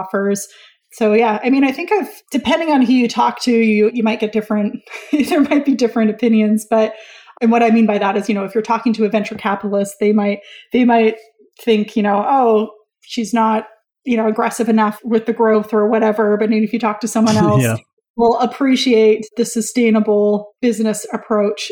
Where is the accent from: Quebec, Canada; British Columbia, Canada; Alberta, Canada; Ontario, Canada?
British Columbia, Canada; Vancouver; my hometown of Vancouver, BC, Canada